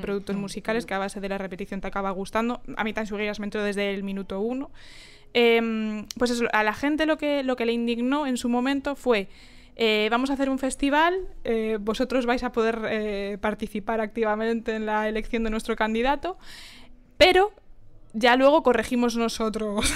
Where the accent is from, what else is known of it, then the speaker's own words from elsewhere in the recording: Galicia, Spain; somos gallegas